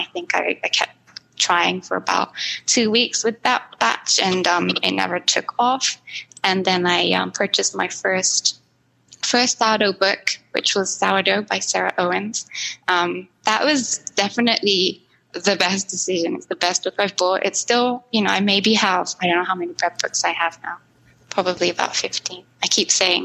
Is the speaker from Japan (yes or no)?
yes; Japan; moved away; I grew up in Japan